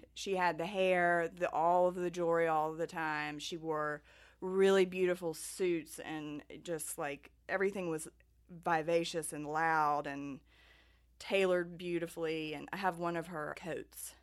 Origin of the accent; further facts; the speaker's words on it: Martinsville, Virginia, United States; accent: thick Southern; when I was growing up in Martinsville